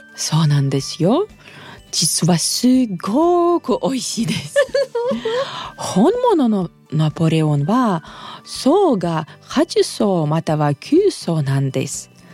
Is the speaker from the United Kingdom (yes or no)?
no; Russia; 私ロシア人